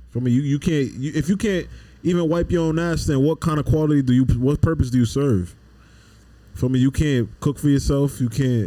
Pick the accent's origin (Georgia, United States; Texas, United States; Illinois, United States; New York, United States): New York, United States; New York City; I'm from the Bronx